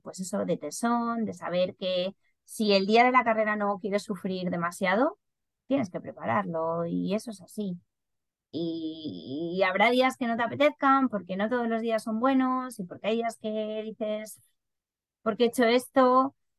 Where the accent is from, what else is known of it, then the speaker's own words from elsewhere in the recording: Madrid, Community of Madrid, Spain; moved away as an adult; now in Ireland; siendo madrileña